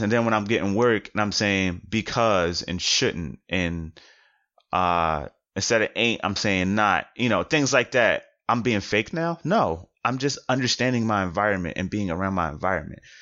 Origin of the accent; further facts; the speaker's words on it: Philadelphia, Pennsylvania, United States; being from Philadelphia